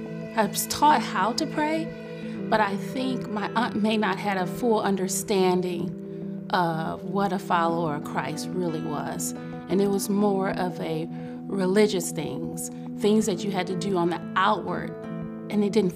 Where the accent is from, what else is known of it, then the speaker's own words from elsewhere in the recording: Detroit, Michigan, United States; I was born in Detroit, Michigan. I was a ward of the court. I was raised by my great aunt and my great uncle.